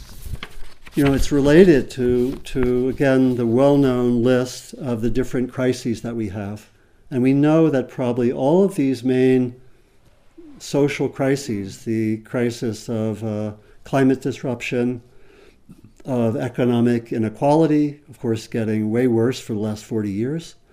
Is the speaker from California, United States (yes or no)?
yes; Berkeley, California, United States; my hometown of Berkeley, California